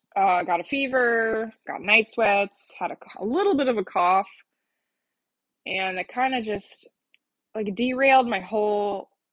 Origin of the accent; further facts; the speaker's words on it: Colorado, United States; moved away; my home state of Colorado